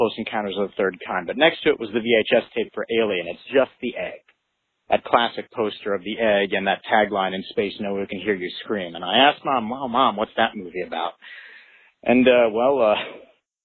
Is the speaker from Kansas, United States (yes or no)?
yes; Kansas, United States; I'm from Kansas